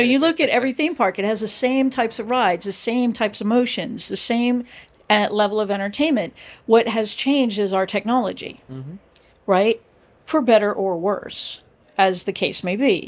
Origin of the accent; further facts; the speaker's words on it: United States; first language English; moved away as an adult; also born or lived in Florida / United Kingdom; now in Breda, Netherlands; I'm an American